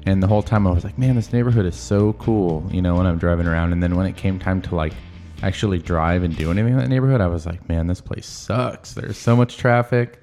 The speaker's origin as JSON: {"language": "English", "town": "Marysville", "region": "Washington", "country": "United States", "said": "I was from Marysville"}